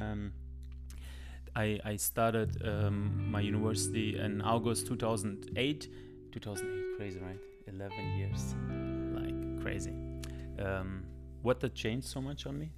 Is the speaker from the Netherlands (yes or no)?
no; Germany; English is a second language; now in United States; I'm Germany. Could even say I'm from Germany